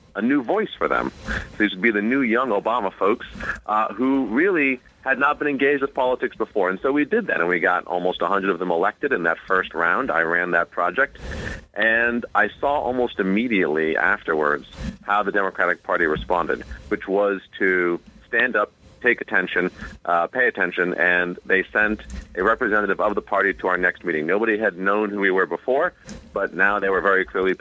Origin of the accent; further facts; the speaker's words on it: New York City, New York, United States; I was born and raised here in New York, public school student, went to Bronx Science.